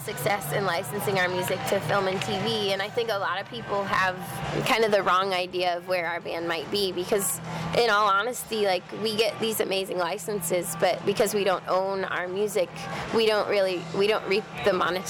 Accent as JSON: {"language": "English", "region": "Florida", "country": "United States", "tie": "born or raised there", "moved": "as an adult", "lives_now": "Los Angeles, United States", "said": "We grew up in Florida. We started the band in Florida."}